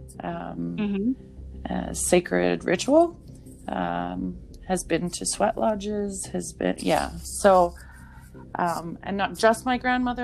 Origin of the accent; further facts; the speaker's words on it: rural Alberta, Canada; also born or lived in Saskatchewan; I grew up in a small town in Saskatchewan till I was about 10, like a farming community. And then I moved to rural Alberta